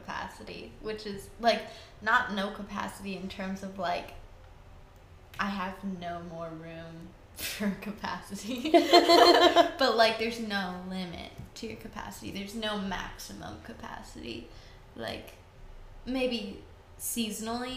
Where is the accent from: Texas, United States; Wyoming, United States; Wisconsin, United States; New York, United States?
Wisconsin, United States; also born or lived in Oregon; I'm originally from Oregon. And then I've grown up a lot in Wisconsin.